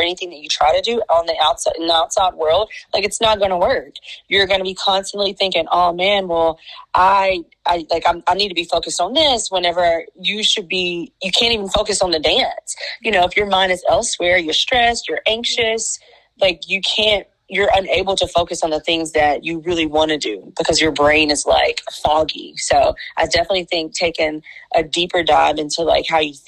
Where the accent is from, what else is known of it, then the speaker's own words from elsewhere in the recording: Picayune, Mississippi, United States; I am from the beautiful state of Mississippi, born and raised in Picayune